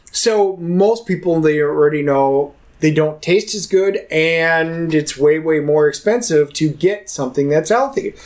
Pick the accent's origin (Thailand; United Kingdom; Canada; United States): United States; Wisconsin; moved away; also born or lived in Texas; I'm originally from Wisconsin.